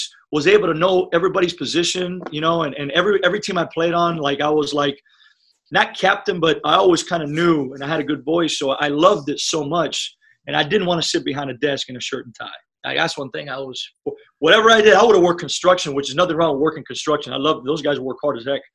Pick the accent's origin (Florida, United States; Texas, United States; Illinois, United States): Florida, United States; Miami; first language Spanish; English is a second language; moved away; I was able to grow up in Miami, Florida